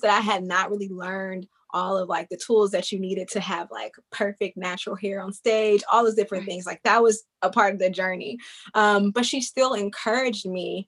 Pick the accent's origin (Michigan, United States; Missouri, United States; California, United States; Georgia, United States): Georgia, United States; Columbus; moved away as an adult; also born or lived in Kentucky / Atlanta, Georgia; now in Washington, D.C., United States; growing up in Columbus, Georgia, where I, you know, did elementary through high school